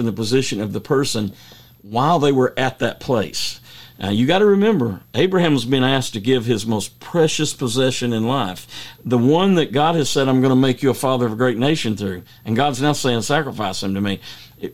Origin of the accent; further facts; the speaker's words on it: United States; I grew up on the Tennessee River